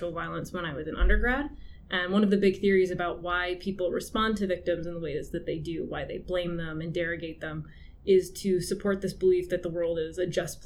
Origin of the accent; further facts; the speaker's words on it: Clarkston, Michigan, United States; moved away as an adult; also born or lived in Pontiac, Michigan / Albion, Michigan; now in St. Catharines, Canada; I'm from Clarkston, Michigan originally, which is just north of Detroit